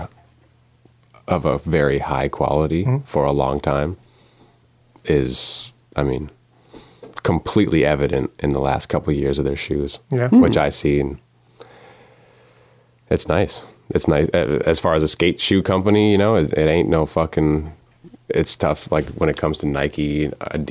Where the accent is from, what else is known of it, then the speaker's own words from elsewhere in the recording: Ottawa, Ontario, Canada; moved away; also born or lived in Vancouver; I'm from Ottawa. It's 2 hours from Montreal.